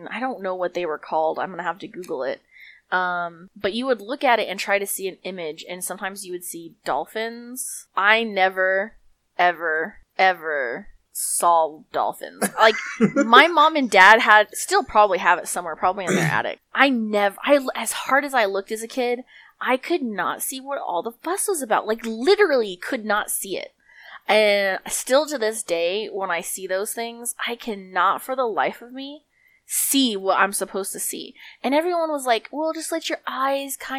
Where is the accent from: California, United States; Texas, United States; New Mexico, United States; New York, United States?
New Mexico, United States; we're from New Mexico